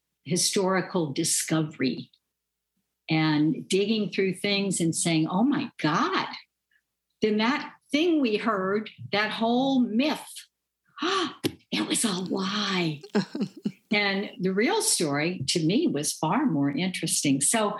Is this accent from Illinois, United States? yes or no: no; Louisiana, United States; I grew up in the 1950s and 60s, and that was a pivotal time in American history.